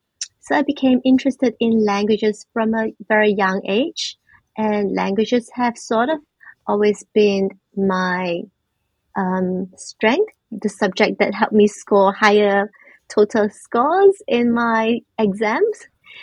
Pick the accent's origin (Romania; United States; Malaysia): Malaysia; first language Mandarin Chinese; English is a second language; moved away as an adult; now in Melbourne, Australia; I am a Malaysian Chinese who grew up in a multilingual background. Society. So I grew up in Malaysia and recently moved to Australia, Melbourne, about 4 years back. So I grew up with English, Malay language, and Chinese, and a lot of dialects around me.